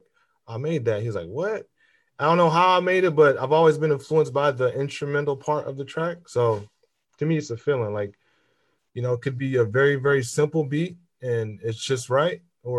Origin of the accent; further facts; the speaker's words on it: Fort Wayne, Indiana, United States; also born or lived in St. Paul, Minnesota; I'm from Fort Wayne, Indiana. Was born there, raised between St. Paul, Minnesota, and Fort Wayne, Indiana.